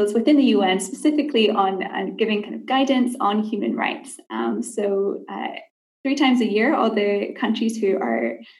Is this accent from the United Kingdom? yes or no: yes; Scotland, United Kingdom; now in Geneva, Switzerland; I'm Scottish originally, if you can't tell, but I live in Geneva now in Switzerland.